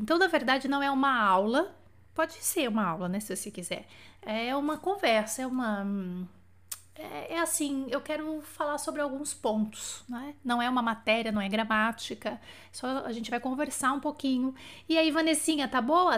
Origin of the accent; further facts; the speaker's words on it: Bauru, São Paulo, Brazil; accent: interior of São Paulo; moved away; quando eu vou para Bauru no interior de São Paulo eu começo a falar porta porteira portão arrasto aquele R que é uma coisa louca que é o interior do estado de São Paulo